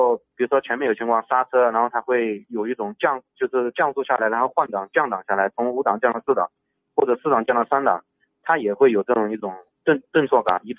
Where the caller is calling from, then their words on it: Jinan, Shandong, China; 哎，你好，那个我是来自山东济南这边听友那个会员二三三二五号报道。